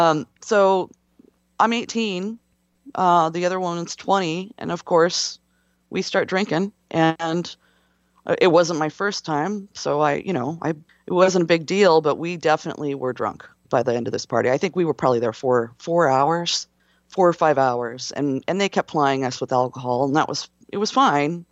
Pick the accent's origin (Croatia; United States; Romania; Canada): United States; West Coast; I'm from the West Coast